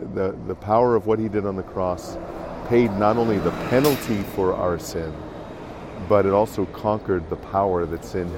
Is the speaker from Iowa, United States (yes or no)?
yes; Davenport, Iowa, United States; I'm from Davenport, Iowa.